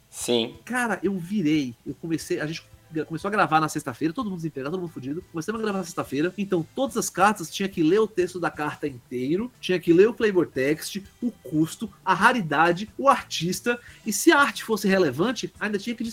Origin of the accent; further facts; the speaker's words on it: Brazil; accent: half Northeastern, half Paulista; Eu, eu tenho uma fala meio enrolada, meio apressada, um sotaque meio nordestino, meio paulista, que, que é um um horror de ouvir.